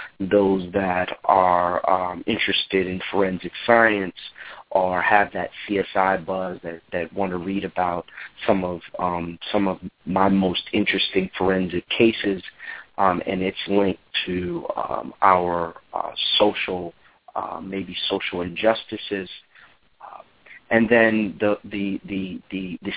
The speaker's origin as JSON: {"language": "English", "town": "South Orange", "region": "New Jersey", "country": "United States", "tie": "born or raised there", "also_born_or_lived": "Newark, New Jersey / Washington, D.C.", "moved": "yes", "said": "I was born in Newark, raised in South Orange"}